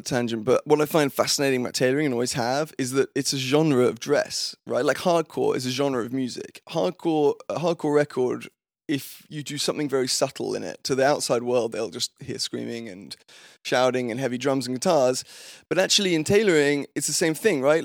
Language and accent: English; London, United Kingdom; moved away; also born or lived in Fulham / Wimbledon; I was born and raised in London. I had always, I grew up in Fulham, which is in southwest London